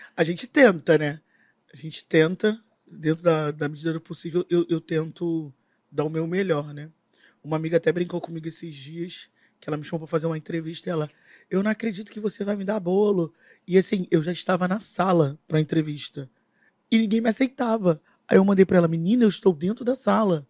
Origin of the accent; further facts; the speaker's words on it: Rio de Janeiro, Brazil; Moro. Moro na Maré